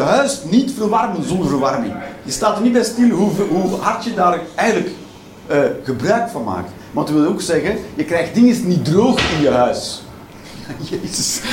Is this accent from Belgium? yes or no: yes; Belgium; ik ben een Belg